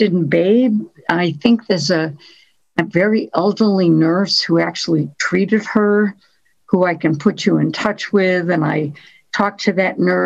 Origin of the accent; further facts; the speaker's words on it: New England, Massachusetts, United States; when one is born in New England, Massachusetts